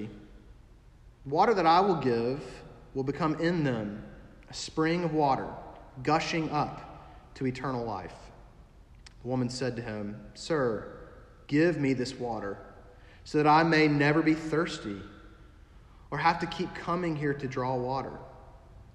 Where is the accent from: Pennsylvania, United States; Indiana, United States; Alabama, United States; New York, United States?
Alabama, United States; moved away as an adult; also born or lived in St. Louis / upstate South Carolina; now in South Carolina, United States; I grew up in Alabama, and so I grew up hearing about Alabama and Auburn